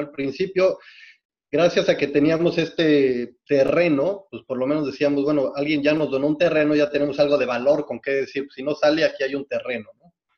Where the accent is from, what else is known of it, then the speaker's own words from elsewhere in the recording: Mexico City, Mexico; moved away as an adult; also born or lived in Canada; now in Los Cabos, Mexico; yo nací en la Ciudad de México y viví toda mi infancia en la Ciudad de México básicamente en el sur de la Ciudad de México, en San Jerónimo